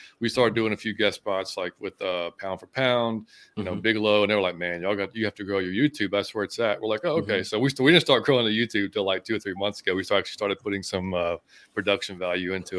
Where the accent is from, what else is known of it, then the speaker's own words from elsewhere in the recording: Atlanta, Georgia, United States; also born or lived in Las Vegas; I'm from Atlanta, but I moved to Las Vegas for a while. Then we came back to Atlanta